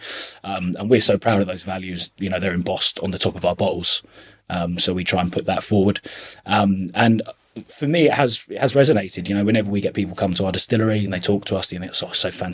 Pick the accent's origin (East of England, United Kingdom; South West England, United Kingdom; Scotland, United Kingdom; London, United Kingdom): East of England, United Kingdom; Chelmsford; I'm from Chelmsford, obviously, and I started working in the hospitality industry when I was about 15